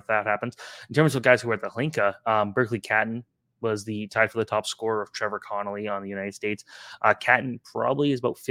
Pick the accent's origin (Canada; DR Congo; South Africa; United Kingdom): Canada; Oakville, Ontario; my hometown of Oakville, Ontario